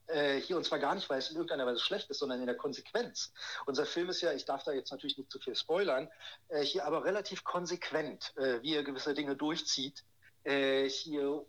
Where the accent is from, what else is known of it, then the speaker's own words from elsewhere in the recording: Berlin, Germany; moved away as an adult; also born or lived in Ludwigsburg; gehöre also zu den Berlinern, bin geborener Berliner